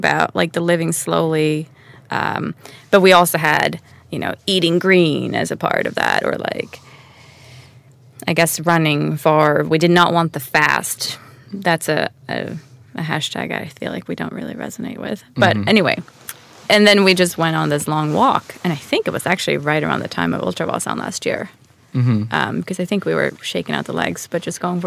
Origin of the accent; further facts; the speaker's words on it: Stockholm, Stockholm County, Sweden; also born or lived in New York City; now in Yxlan, Sweden; Born and raised in Stockholm